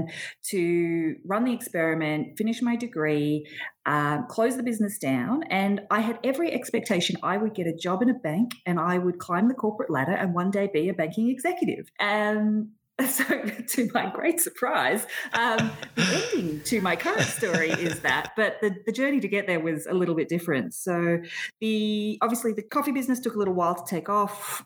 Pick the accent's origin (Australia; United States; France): Australia; Sydney, New South Wales; moved away as an adult; now in Melbourne, Australia; Sydney was home originally. Melbourne is most definitely home now, though.